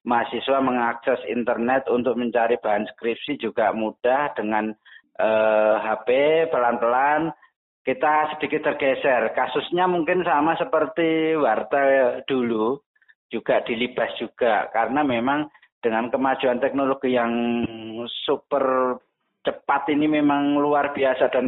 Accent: Surakarta, Central Java, Indonesia; Sebenarnya saya itu aslinya Solo, tepatnya di Kecamatan Jebres, Kelurahan Mojosongo.

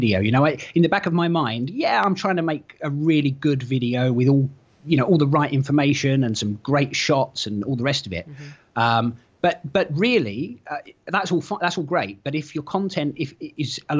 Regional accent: London, United Kingdom; moved away as an adult; now in Norfolk, United Kingdom; I was born in North London and lived there for a long time, went to school in that sort of area, and then moved further up north, and I now live in Norfolk.

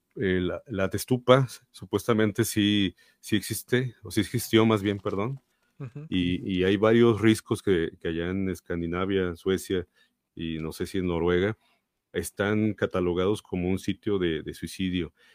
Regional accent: Mexico; nosotros como mexicanos

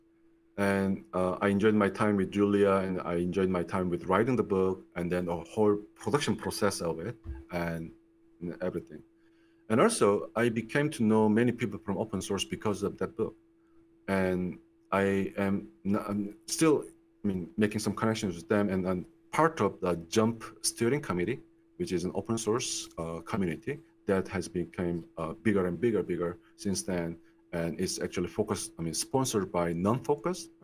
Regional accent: Daegu, South Korea; moved away as an adult; also born or lived in United States; I was born in Korea. I grew up in Korea. I spent like 24 years in Korea

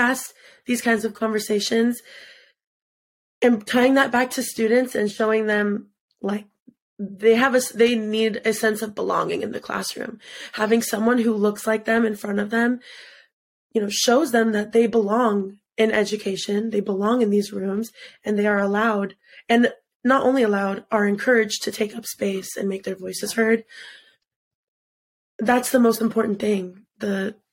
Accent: United States; I was born in the States

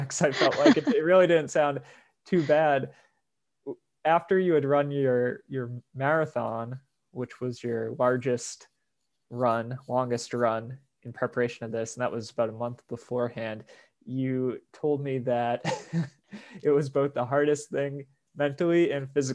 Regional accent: East Coast, United States; I'm from the East Coast

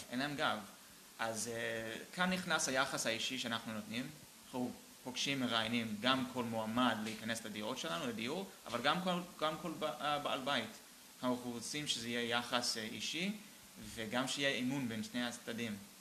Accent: Boston, Massachusetts, United States; now in Israel; גדלתי איתו ב, בפרווה, בוסטון

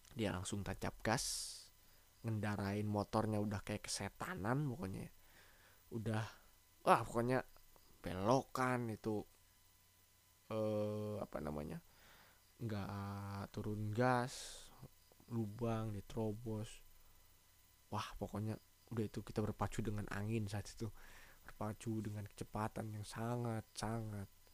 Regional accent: Java, Indonesia; di daerah gua, di Jawa

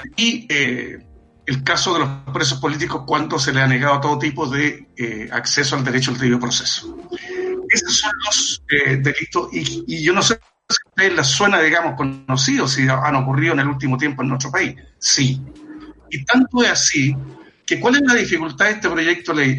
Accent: Chile; nosotros como chilenos y chilenas

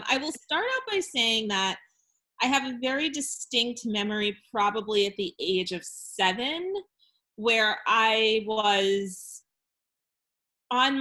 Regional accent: New England, United States; I'm from New England

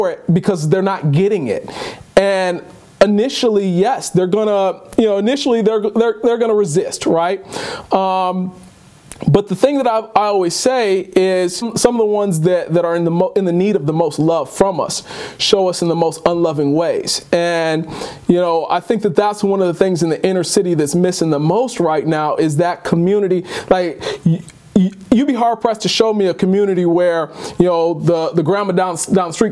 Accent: Detroit, Michigan, United States; moved away; as much as I hated it growing up in Detroit

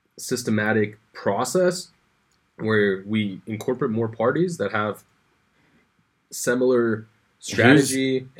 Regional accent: United States; I'm an American

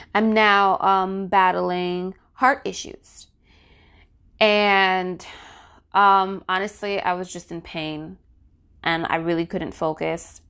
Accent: New Jersey, United States; my home state, New Jersey

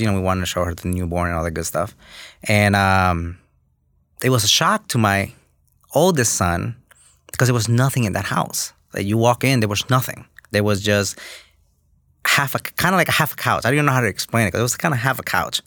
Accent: New York, United States; English is a second language; also born or lived in Los Angeles, California / Honduras; I grew up in New York, um, just a kid from Honduras

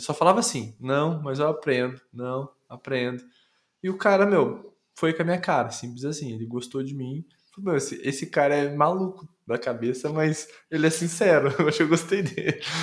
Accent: Londrina, Paraná, Brazil; moved away as an adult; also born or lived in São Paulo / Campinas; eu fui criado até os 22 em Londrina

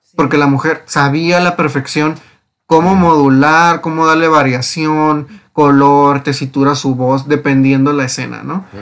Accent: Mexico; lo que somos como mexicanos

